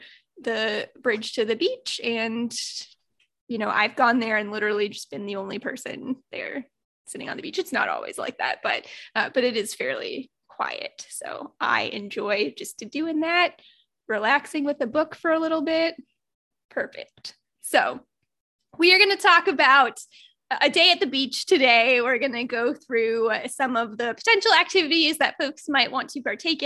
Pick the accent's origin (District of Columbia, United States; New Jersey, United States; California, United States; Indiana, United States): Indiana, United States; Northern; also born or lived in Naples, Florida; now in Florida, United States; I grew up in Northern Indiana